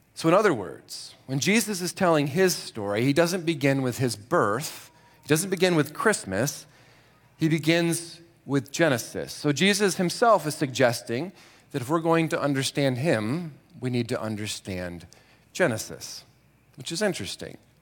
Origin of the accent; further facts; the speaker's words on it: Grand Rapids, Michigan, United States; I was born in Grand Rapids